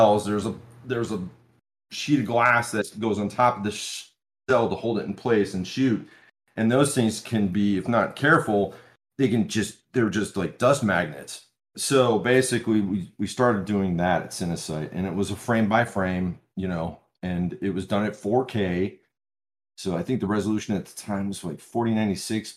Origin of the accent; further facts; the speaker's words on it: Michigan, United States; I was born and raised in Michigan